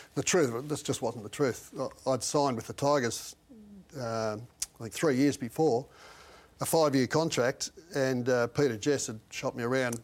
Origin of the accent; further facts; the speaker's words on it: Balranald, New South Wales, Australia; my hometown and Balranald